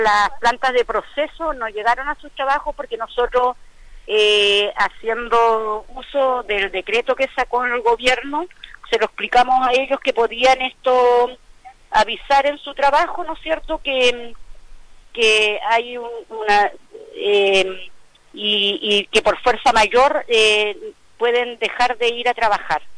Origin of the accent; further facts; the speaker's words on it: Quinchao Island, Los Lagos, Chile; nuestra isla